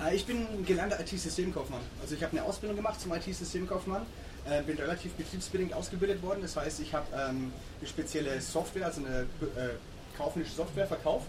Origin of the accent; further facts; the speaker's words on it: Würzburg, Bavaria, Germany; moved away as an adult; in Würzburg, wo ich, wo ich aufgewachsen bin